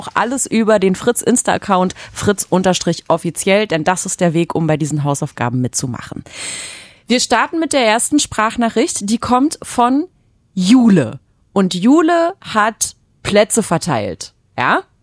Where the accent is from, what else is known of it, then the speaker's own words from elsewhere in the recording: France; Da sage ich als Franzose Chapeau.